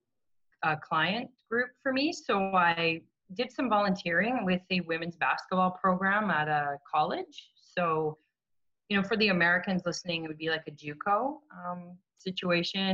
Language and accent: English; Canada; being Canadian